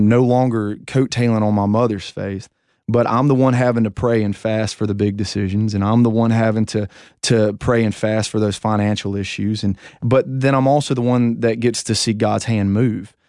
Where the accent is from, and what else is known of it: United States